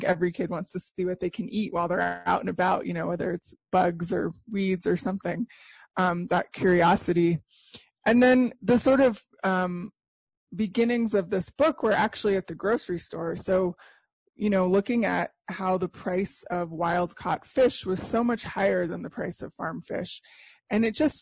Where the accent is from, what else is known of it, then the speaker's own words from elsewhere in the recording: Santa Fe, New Mexico, United States; I grew up in Santa Fe, New Mexico